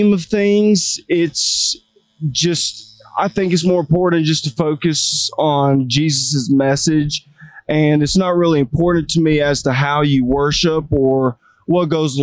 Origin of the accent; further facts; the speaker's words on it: Macon, Georgia, United States; we grew up in Macon, so we were always a little social butterfly down there, that Southern hospitality